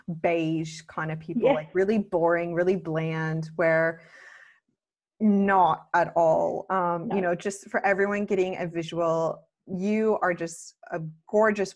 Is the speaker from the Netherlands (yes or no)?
no; Canada; now in Australia; I'm Canadian living in Australia